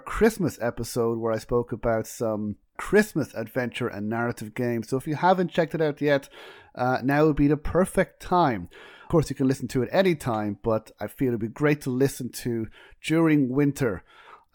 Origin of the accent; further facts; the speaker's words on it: Ireland; We're both Irish